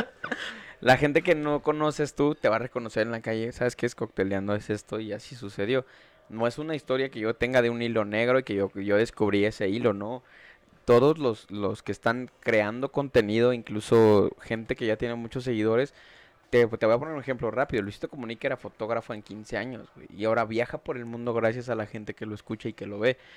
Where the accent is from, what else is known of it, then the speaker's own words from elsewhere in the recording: Mexico City, Mexico; soy de Iztapalapa, nací en Iztapalapa, crecí en Iztapalapa.